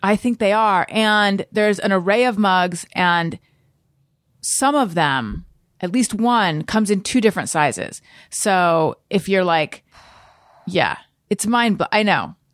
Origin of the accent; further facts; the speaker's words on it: Northern California, United States; I was born in Northern California